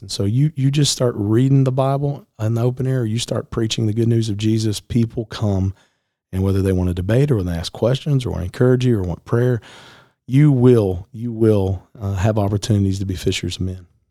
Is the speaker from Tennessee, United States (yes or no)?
yes; Middle Tennessee, United States; I grew up here in Middle Tennessee